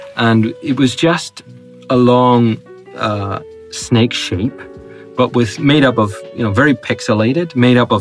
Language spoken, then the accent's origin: English; Northern Ireland, United Kingdom; I'm Northern Irish